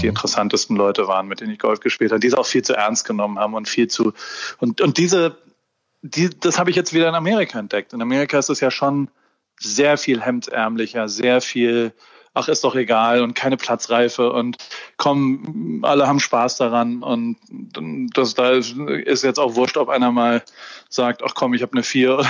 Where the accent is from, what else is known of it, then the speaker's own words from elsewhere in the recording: Heidelberg, Baden-Württemberg, Germany; moved away as an adult; also born or lived in Hamburg; Ich bin in Heidelberg aufgewachsen